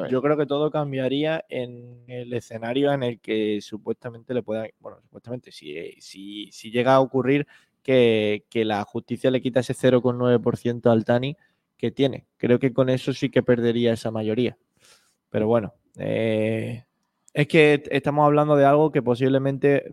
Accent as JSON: {"language": "Spanish", "region": "Asturias", "country": "Spain", "moved": "yes", "lives_now": "Málaga, Spain", "said": "como asturiano considero que Málaga es mi ciudad y donde espero estar"}